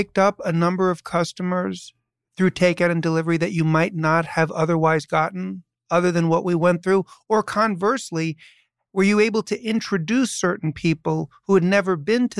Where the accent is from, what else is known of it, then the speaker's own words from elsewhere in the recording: New York City, New York, United States; I was born and raised in New York City, and I grew up, as I say, in New York City